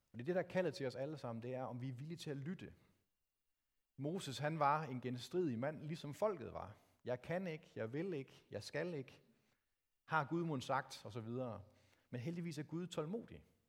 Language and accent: Danish; Denmark; Os som danskere